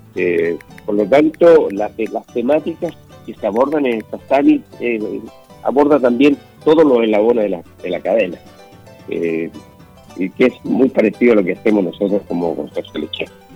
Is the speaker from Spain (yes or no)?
no; Chile